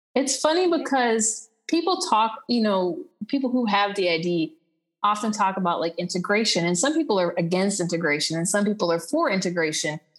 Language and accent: English; Texas, United States; moved away as an adult; also born or lived in Aruba; now in Costa Rica; I'm from Texas, but I'm currently living in Costa Rica